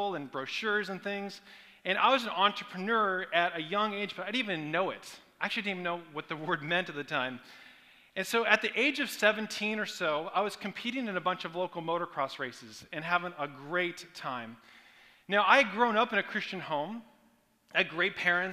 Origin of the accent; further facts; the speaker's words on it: Portland, Oregon, United States; now in California, United States; I grew up in Portland, Oregon, on a 26-acre farm